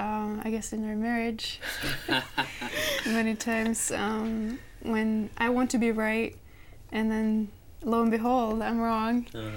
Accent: Norway; moved away; I'm from Norway.

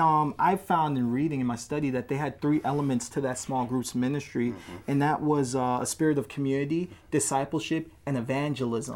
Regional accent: Washington, District of Columbia, United States; I'm from Washington, D.C.

